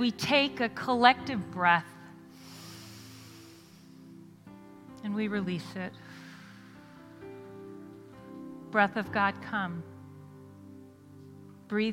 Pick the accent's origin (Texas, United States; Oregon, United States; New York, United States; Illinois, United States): New York, United States; I'm from New York